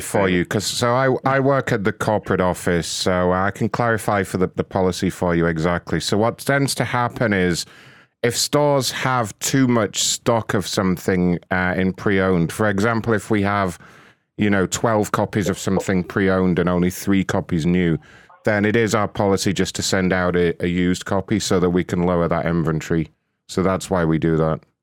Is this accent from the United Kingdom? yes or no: yes; United Kingdom; being British